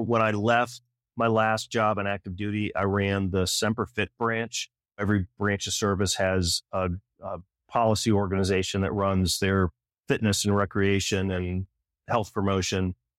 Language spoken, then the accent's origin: English; Michigan, United States; now in Colorado, United States; I grew up in Michigan